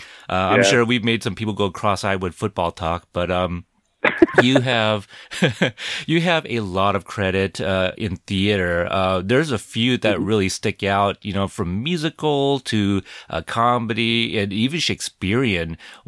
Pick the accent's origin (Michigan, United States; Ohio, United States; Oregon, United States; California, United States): Oregon, United States; Portland; I'm from Portland, Oregon, and so the Oregon Ducks are huge here.